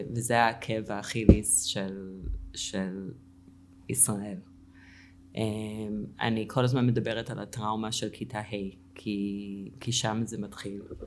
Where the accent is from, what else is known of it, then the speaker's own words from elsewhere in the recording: Cleveland, Ohio, United States; Hebrew is a second language; moved away as an adult; also born or lived in Israel; now in Tzur Yitzhak, Israel; גדלתי בקליבנד אוהיו